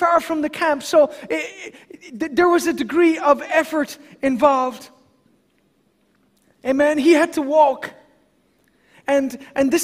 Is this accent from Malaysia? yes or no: no; Ireland; myself as an Irishman